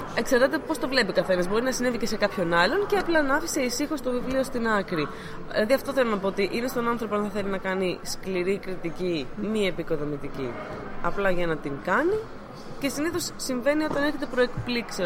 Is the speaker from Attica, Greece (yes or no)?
yes; Athens, Attica, Greece; Εγώ προσωπικά είμαι από Αθήνα